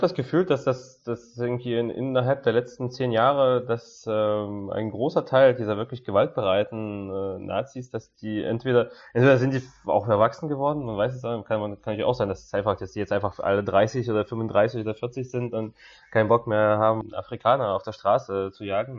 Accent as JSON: {"language": "German", "country": "Russia", "said": "bei uns in Russland"}